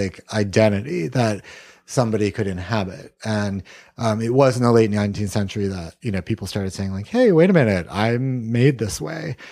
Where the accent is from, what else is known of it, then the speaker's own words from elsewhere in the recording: Columbia, South Carolina, United States; I grew up in Columbia, South Carolina.